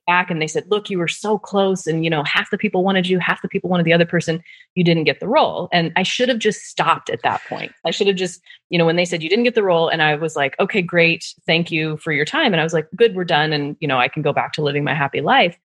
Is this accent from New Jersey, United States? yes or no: no; Nebraska, United States; moved away; also born or lived in Netherlands; I'm from Nebraska, so I was at the PayPal in Omaha, Nebraska.